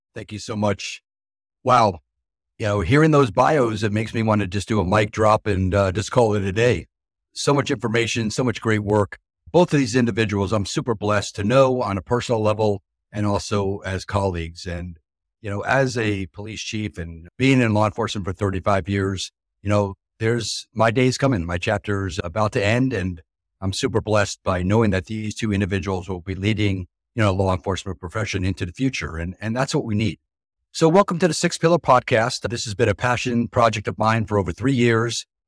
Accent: New Jersey, United States; I'm from New Jersey as well

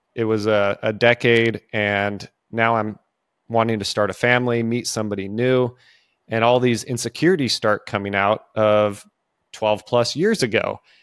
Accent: California, United States; now in the South, United States; I grew up in California

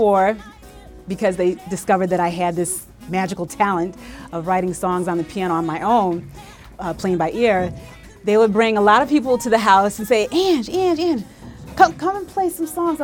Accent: Utica, New York, United States; growing up in Utica in upstate New York, central New York

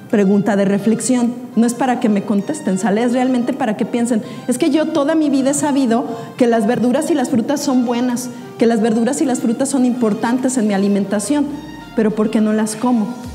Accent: Mexico; como mexicanos

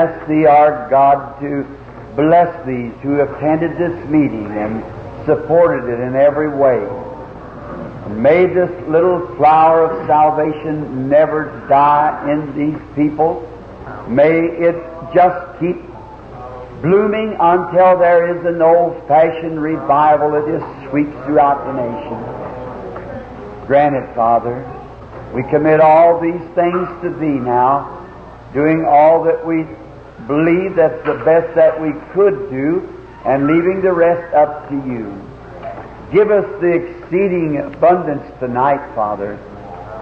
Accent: the South, United States; Being a Southerner

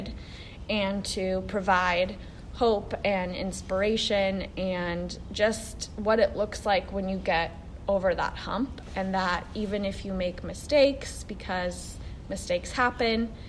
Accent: San Diego, California, United States; San Diego is my hometown

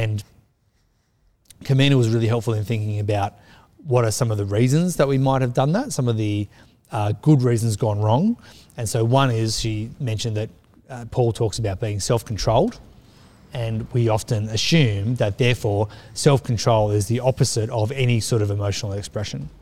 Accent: Australia; I'm Australian

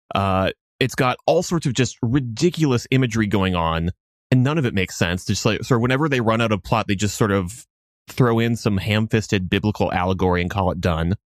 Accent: Minnesota, United States; now in Boston, United States; I am Minnesotan by birth

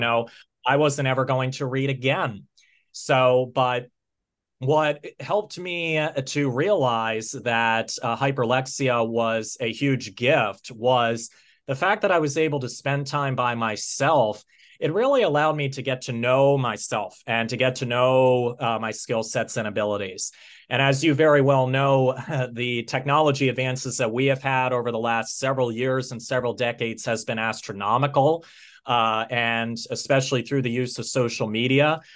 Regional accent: United States; also born or lived in Pennsylvania; I'm from the United States of America, and I'm based in, uh, Pennsylvania.

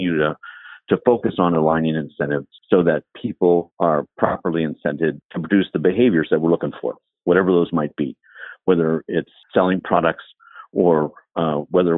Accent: Dayton, Ohio, United States; also born or lived in Columbus, Ohio / Chicago; now in Cincinnati, United States; I grew up in Dayton, Ohio

